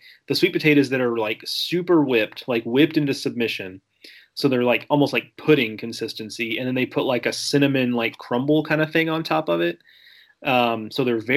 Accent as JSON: {"language": "English", "region": "Gulf Coast", "country": "United States", "tie": "born or raised there", "said": "growing up on the Gulf Coast"}